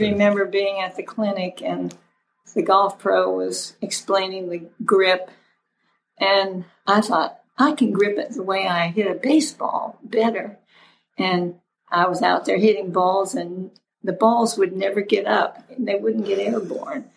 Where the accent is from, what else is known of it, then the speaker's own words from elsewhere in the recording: St. Petersburg, Florida, United States; I grew up in St. Petersburg, Florida